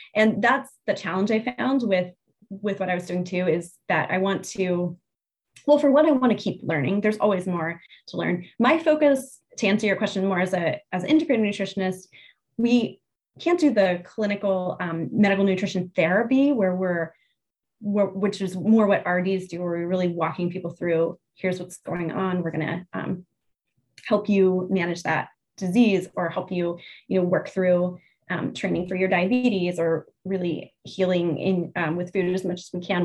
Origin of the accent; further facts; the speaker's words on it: Pennsylvania, United States; now in New Jersey, United States; I grew up in Pennsylvania, where Jersey is considered the armpit of the United States. So to say that I now oh. live in New Jersey